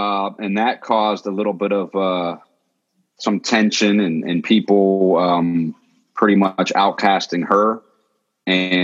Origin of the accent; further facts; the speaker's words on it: Pittsburgh, Pennsylvania, United States; moved away as an adult; also born or lived in Philadelphia; now in Pittsburgh, United States; I grew up in the Berg, and the first several years were in the suburbs until I was about 8 years old